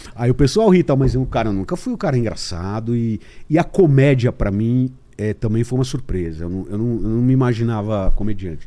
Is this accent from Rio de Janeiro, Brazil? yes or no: no; São Paulo, Brazil; nasci em São Paulo